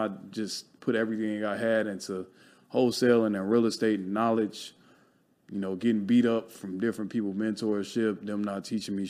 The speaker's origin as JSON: {"language": "English", "town": "Chicago", "region": "Illinois", "country": "United States", "tie": "born or raised there", "moved": "yes", "lives_now": "Los Angeles, United States", "said": "I grew up in Chicago, poverty"}